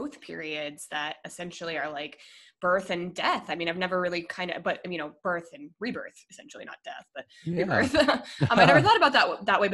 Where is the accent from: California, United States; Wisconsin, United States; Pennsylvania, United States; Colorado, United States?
Colorado, United States; moved away as an adult; also born or lived in Minnesota, United States / Denver, United States; now in San Diego, United States; I moved to Colorado when I was 10 for my dad's job. And then I went to college in Colorado, moved to Denver after college